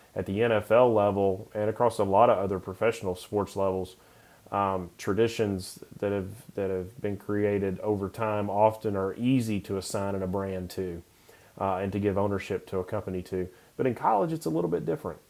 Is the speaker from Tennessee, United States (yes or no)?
yes; Knoxville, Tennessee, United States; I grew up in Knoxville